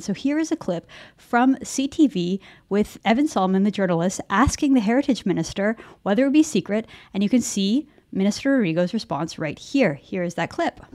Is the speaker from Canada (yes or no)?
yes; Canada